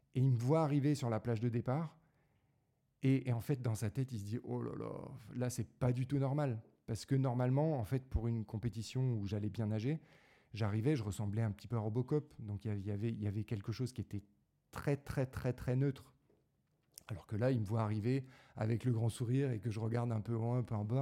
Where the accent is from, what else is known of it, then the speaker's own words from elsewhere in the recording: Draveil, Île-de-France, France; also born or lived in Paris; je suis né à Paris, puis j'ai grandi dans la banlieue parisienne